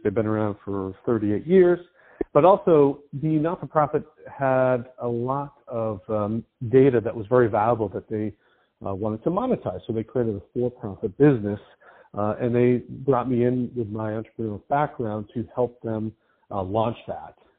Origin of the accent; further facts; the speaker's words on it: East Coast, United States; I grew up on the East Coast